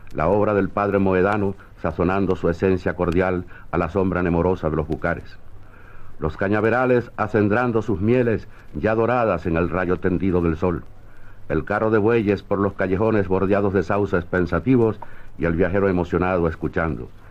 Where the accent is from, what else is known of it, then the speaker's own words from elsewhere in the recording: Caracas, Capital District, Venezuela; el Valle de Caracas, mi ciudad natal.